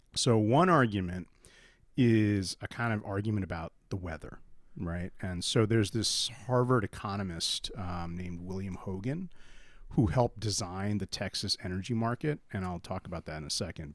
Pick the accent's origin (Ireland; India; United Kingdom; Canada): India; now in United States; I was born in India